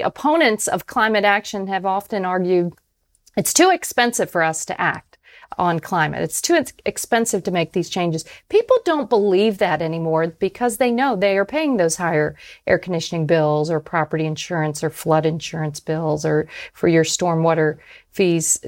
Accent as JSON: {"language": "English", "town": "Tampa", "region": "Florida", "country": "United States", "tie": "born or raised there", "said": "my hometown, of Tampa, Florida"}